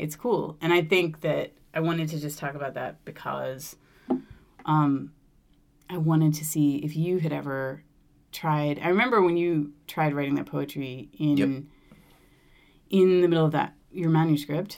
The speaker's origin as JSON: {"language": "English", "region": "Vermont", "country": "United States", "tie": "born or raised there", "moved": "as an adult", "said": "I grew up in Vermont"}